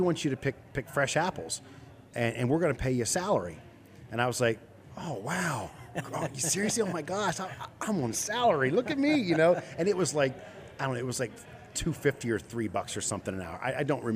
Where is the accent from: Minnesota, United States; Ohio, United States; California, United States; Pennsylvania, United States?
Pennsylvania, United States; Chambersburg; I grew up in Chambersburg, just outside of town